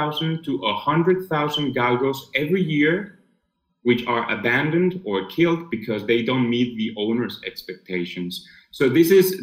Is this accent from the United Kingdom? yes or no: no; Spain; I'm from Spain.